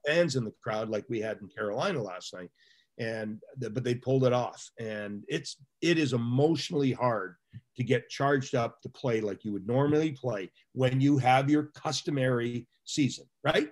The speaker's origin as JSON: {"language": "English", "town": "Pickering", "region": "Ontario", "country": "Canada", "tie": "born or raised there", "said": "I'm a guy from Pickering, Ontario that lived 50 feet from the nuclear power plant with eight reactors"}